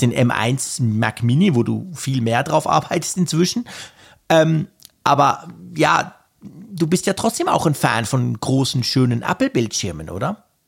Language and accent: German; Switzerland; bei uns in der Schweiz